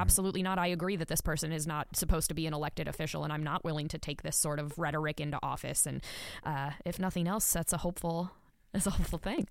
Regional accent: Wisconsin, United States; now in Nevada, United States; my home state of Wisconsin

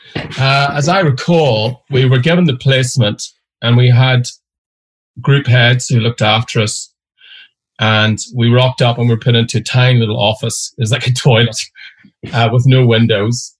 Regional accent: Derry, Northern Ireland, United Kingdom; moved away as an adult; I grew up in Derry or Londonderry, depending on your religion

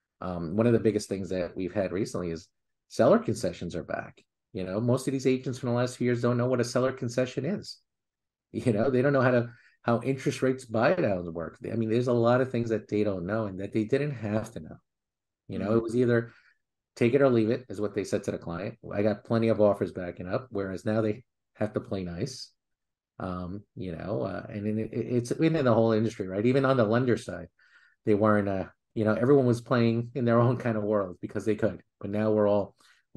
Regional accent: New York City, New York, United States; I grew up in Queens

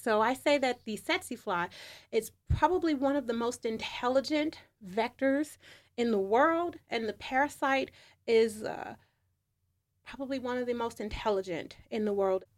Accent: United States; being American

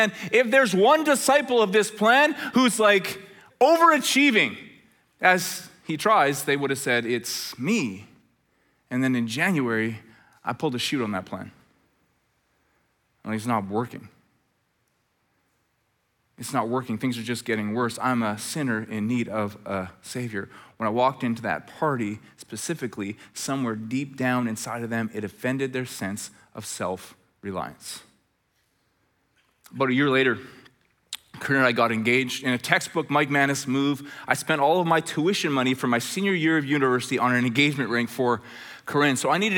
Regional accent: Red Deer, Alberta, Canada; we're both from Red Deer. This is great. So we drive back to Red Deer.

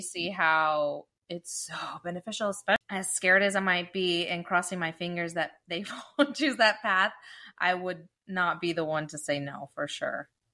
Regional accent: Dublin, California, United States; I grew up in Dublin

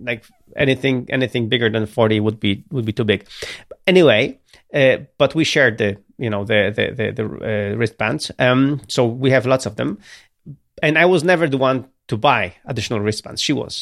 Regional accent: Gdynia, Pomeranian Voivodeship, Poland; I'm from Gdynia, from Baltic Sea

